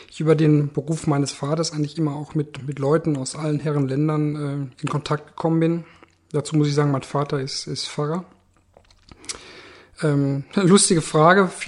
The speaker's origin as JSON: {"language": "German", "country": "Germany", "said": "Ähm, ich bin Deutscher, deutscher Staatsbürger."}